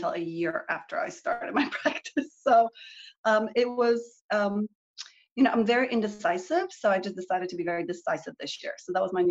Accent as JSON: {"language": "English", "country": "Canada", "tie": "born or raised there", "moved": "as an adult", "lives_now": "Texas, United States", "said": "I grew up in Canada and I came to Texas to do my graduate work"}